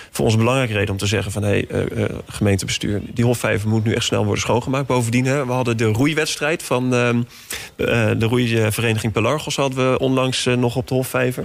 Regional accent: The Hague, South Holland, Netherlands; mijn geboortestad, Den Haag

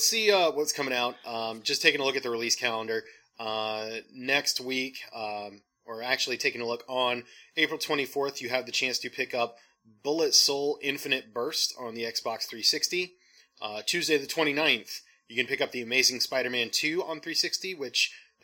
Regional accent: United States; I am an American

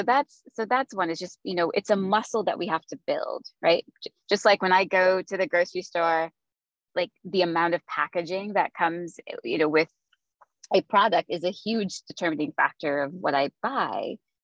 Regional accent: Philippines; I grew up in the Philippines. My family moved there when I was 4.

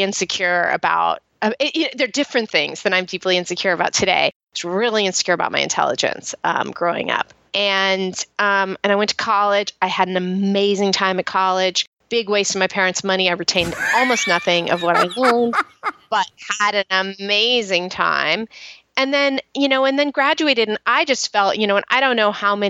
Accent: Marin County, California, United States; I grew up in Marin County, which is outside San Francisco

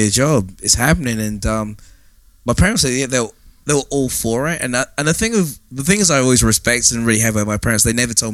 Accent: England, United Kingdom; also born or lived in Ohio, United States / Oregon, United States; being an English guy working with Americans

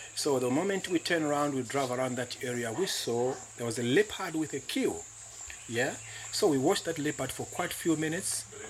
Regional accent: Chiawa, Lusaka Province, Zambia; I'm coming from Chiawa, which is a village within this area

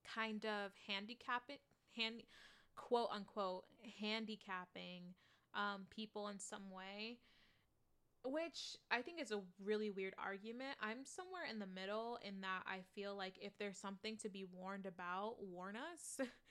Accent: United States; I am that American

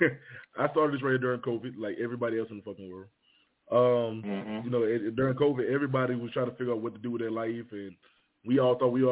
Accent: Henderson, United States; my hometown, Henderson, had the second highest crime rate

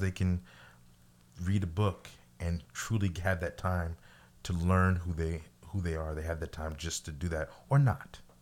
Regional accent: Missouri, United States; I'm from Missouri

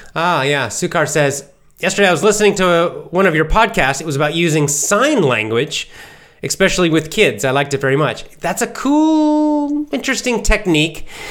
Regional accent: Southeast United States, United States; accent: standard American; I can do a bit of a Southern American accent, the Southeast part of the United States, 'cause I grew up there

